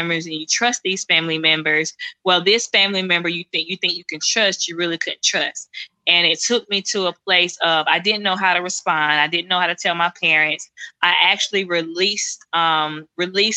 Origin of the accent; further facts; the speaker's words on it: Silas, Alabama, United States; I grew up in Silas, Alabama. That's where I'm from